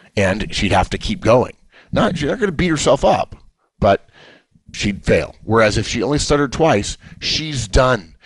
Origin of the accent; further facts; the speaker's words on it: Los Angeles, California, United States; I grew up in Los Angeles, and my parents' families were in Atlanta, Georgia